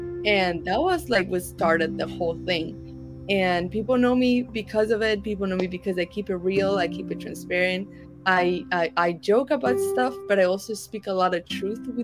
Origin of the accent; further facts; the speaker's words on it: Argentina; I'm from Argentina